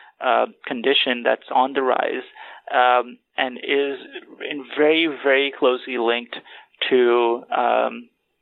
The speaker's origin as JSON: {"language": "English", "country": "Pakistan", "moved": "yes", "said": "I'm originally from Pakistan"}